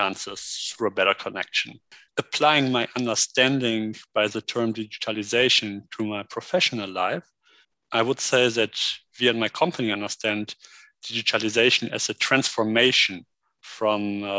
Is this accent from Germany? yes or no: yes; Germany; Me being a native German